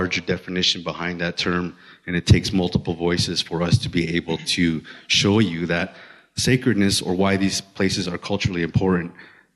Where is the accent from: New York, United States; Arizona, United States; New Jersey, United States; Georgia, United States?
Arizona, United States; Hopi; my background is, of course, I'm from Hopi